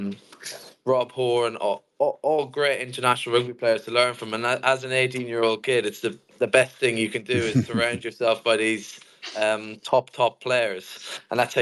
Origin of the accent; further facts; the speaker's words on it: Kildare, Leinster, Ireland; I'm from Kildare, Ireland. And I was maybe from the age of 4 or 5 in my local club called Kildare